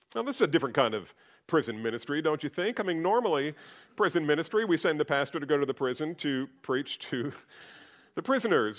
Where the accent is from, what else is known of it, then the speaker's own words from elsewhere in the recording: United States; being an American